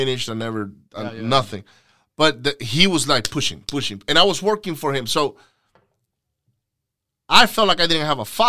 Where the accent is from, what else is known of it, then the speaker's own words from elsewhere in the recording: Venezuela; English is a second language; because I was from, I'm from the West Coast in Venezuela.